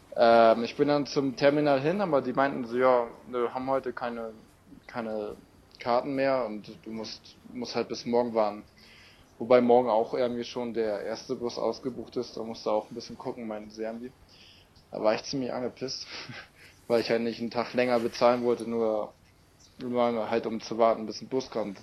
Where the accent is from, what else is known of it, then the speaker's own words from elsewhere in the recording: Germany; ich ja so als Deutscher